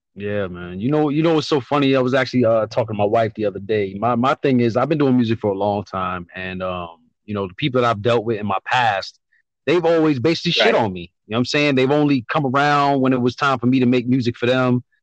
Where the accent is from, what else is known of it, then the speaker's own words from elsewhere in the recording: New York, United States; moved away as an adult; now in Connecticut, United States; born in New York, moved out to Connecticut after the military.